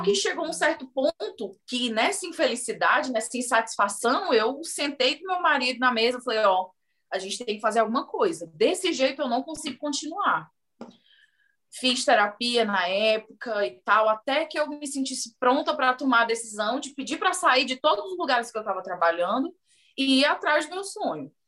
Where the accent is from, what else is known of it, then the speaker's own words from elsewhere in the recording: Fortaleza, Ceará, Brazil; moved away as an adult; now in United States; eu sou de uma região da periferia de Fortaleza. Então, a minha família não tem muitos recursos